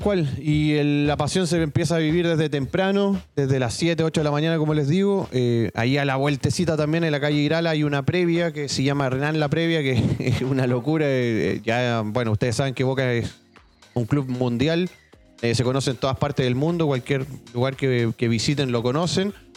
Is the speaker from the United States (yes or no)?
no; Chile; Acá en Chile